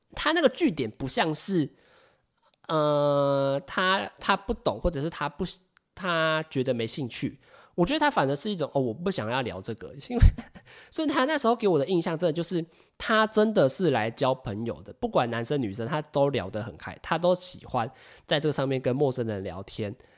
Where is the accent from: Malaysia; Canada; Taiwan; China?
Taiwan; 外国的人只要看到我们是台湾人